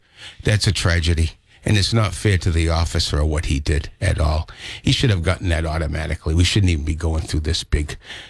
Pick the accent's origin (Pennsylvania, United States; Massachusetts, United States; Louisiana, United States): Massachusetts, United States; New Bedford; I grew up in Ward 3.